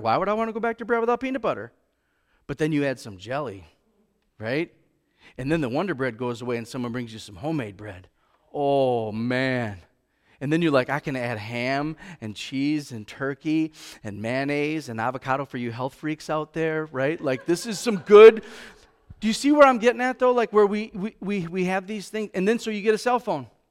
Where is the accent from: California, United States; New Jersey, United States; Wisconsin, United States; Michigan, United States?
Wisconsin, United States; Racine; now in Kimberly, United States; I grew up in Racine